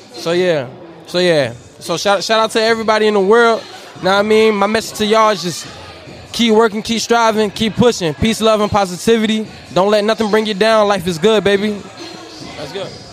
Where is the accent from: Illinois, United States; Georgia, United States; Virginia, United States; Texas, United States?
Virginia, United States; Northern; I'm from Nova VA, from the 75